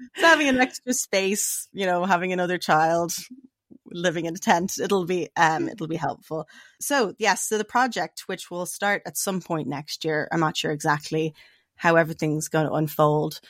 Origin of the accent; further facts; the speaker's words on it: Dublin, Leinster, Ireland; moved away as an adult; now in United States; I'm from Dublin. That's where I grew up